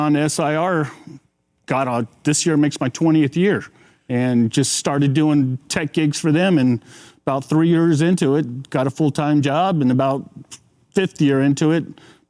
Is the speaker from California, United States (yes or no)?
yes; Half Moon Bay, California, United States; as a little kid growing up in Half Moon Bay